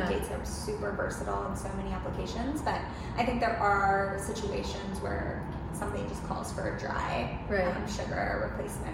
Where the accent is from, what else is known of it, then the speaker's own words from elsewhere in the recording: Central Florida, United States; I'm from Florida